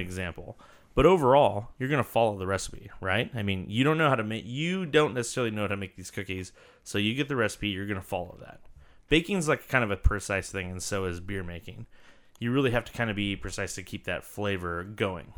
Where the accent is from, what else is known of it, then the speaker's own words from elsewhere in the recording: Santa Cruz, California, United States; My hometown is Santa Cruz, California